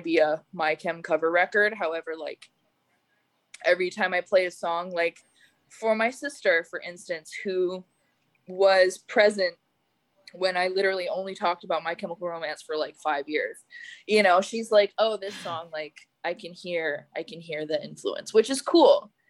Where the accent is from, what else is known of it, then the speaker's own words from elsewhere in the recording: Calgary, Alberta, Canada; moved away; I grew up in Calgary, Canada